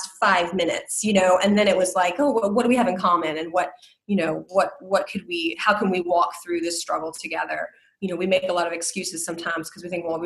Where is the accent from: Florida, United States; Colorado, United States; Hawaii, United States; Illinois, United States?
Florida, United States; South; moved away; also born or lived in Iowa; I'm from South Florida. And I lived in Iowa for 18 and a half years